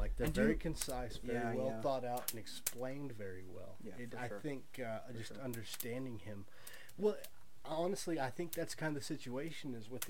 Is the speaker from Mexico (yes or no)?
no; Texas, United States; I'm from Texas